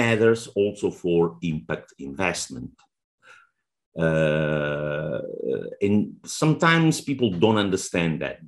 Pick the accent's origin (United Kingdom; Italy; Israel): Italy; accent: Italian; English is a second language; moved away; also born or lived in Oman; Italy, which is my home country